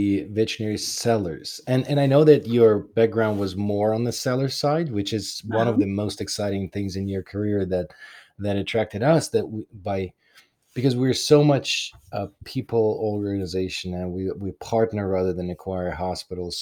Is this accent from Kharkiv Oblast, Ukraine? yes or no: yes; Kharkiv, Kharkiv Oblast, Ukraine; moved away; that's my hometown. But that's my hometown. Like, that's where I was born